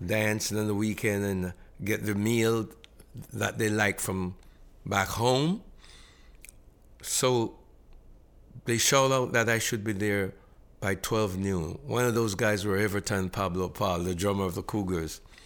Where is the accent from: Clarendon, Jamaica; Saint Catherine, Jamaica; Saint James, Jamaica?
Saint James, Jamaica; Montego Bay; now in Toronto, Canada; a young man growing up in Monteaguay, Jamaica